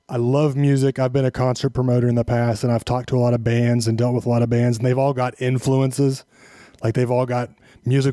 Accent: Kansas, United States; I've born and raised in Kansas

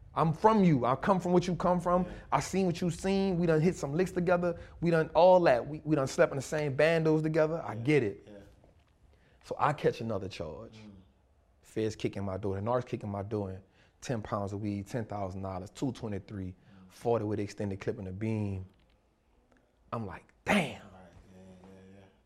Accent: New Orleans, Louisiana, United States; I grew up in New Orleans

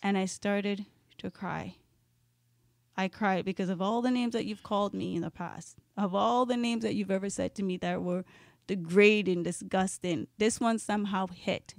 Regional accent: Jamaica; now in Canada; I am Jamaican and I was born in Jamaica, I was raised in Jamaica half of my life.

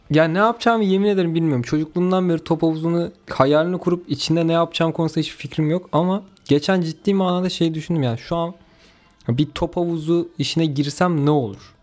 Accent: Kayseri Province, Turkey; Ben Kayseriliyim.

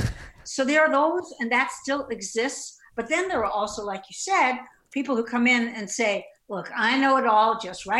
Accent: New York City, New York, United States; now in Asheville, United States; Originally, many years ago, Brooklyn.

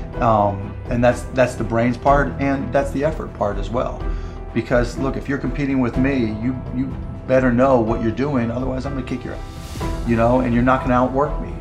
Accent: Pittsburgh, Pennsylvania, United States; I grew up in Pittsburgh

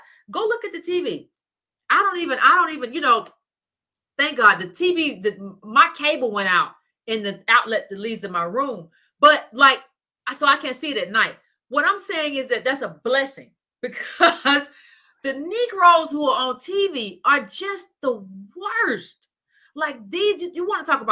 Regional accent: Decatur, United States; I grew up in Decatur. That's where I went to school

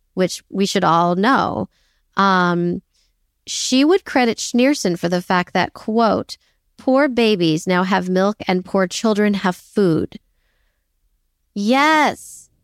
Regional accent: New York City, New York, United States; I'm a New Yorker

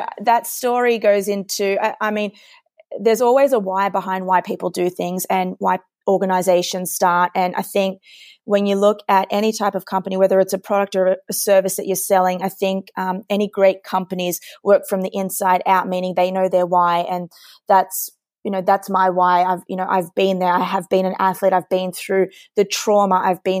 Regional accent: Sydney, New South Wales, Australia; I obviously, with the accent, I'm from Sydney, Australia. So I raced for Australia, going to Beijing.

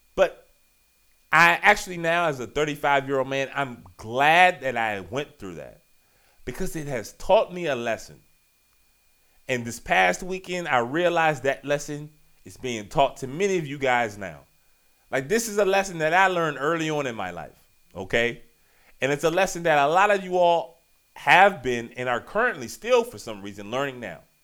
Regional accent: Richmond, Virginia, United States; I'm from Richmond

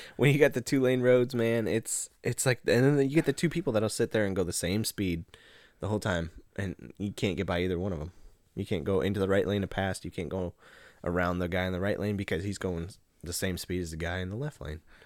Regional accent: Nebraska, United States; moved away; We're from Nebraska

